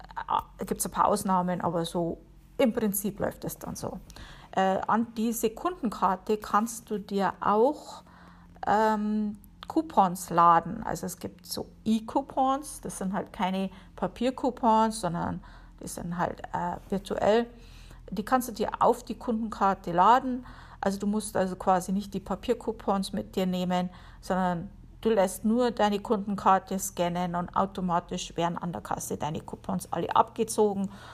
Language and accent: German; Bavaria, Germany; moved away as an adult; now in Connecticut, United States; Ich komme ja aus Bayern